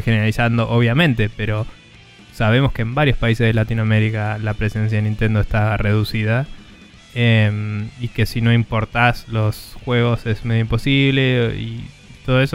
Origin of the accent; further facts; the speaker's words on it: Argentina; nuestro país